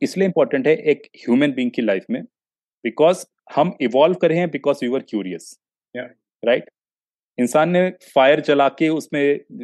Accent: Kanpur, Uttar Pradesh, India; मैं कानपुर से आता हूँ जो नॉर्थ इंडिया यूपी में हब ऑफ कोचिंग बोलते हैं

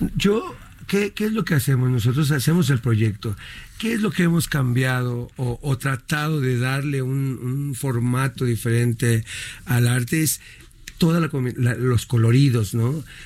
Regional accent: Mexico; somos los mexicanos

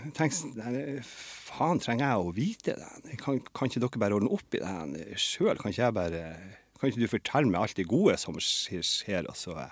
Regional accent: Lødingen, Nordland, Norway; also born or lived in Trondheim; now in Bodø, Norway; som også er fra Lødingen, der jeg er fra

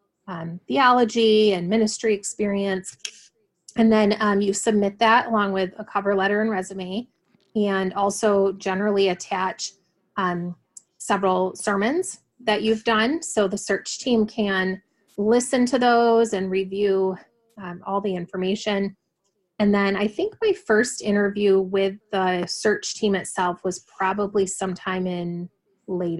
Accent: West Michigan, United States; moved away as an adult; also born or lived in West Coast / Grand Rapids; I grew up in West Michigan

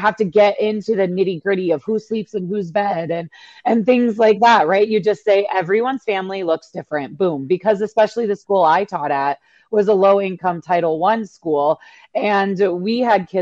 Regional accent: Milwaukee, Wisconsin, United States; now in Wyoming, United States; I grew up in Milwaukee

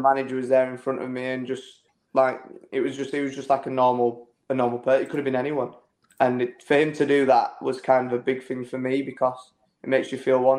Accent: Bradford, Yorkshire and the Humber, United Kingdom; Uh, yeah, Bradford.

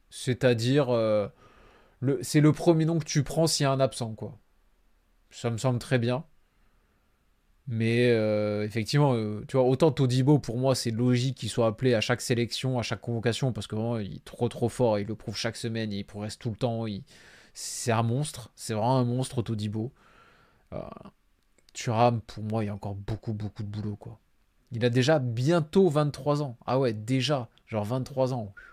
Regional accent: Nice, Provence-Alpes-Côte d'Azur, France; il est trop étiqueté OM pour moi, en tant que Niçois, ça, ça passe pas.

